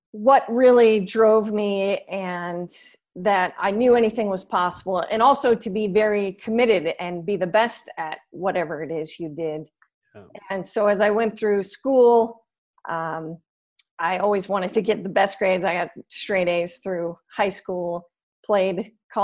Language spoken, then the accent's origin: English; San Diego, California, United States; also born or lived in Los Angeles; came back to my hometown of San Diego